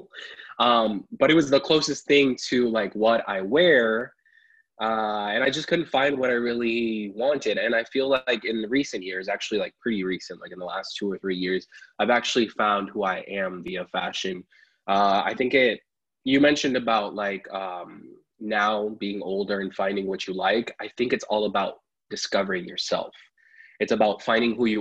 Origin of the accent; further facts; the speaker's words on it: Apopka, Florida, United States; also born or lived in Pennsylvania; I was born in Pennsylvania, raised in Apopka here in Florida